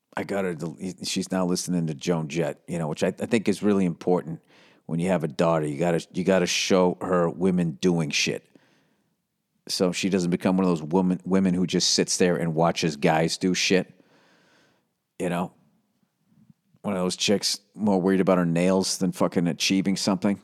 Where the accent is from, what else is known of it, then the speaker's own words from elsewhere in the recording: United States; I'm an American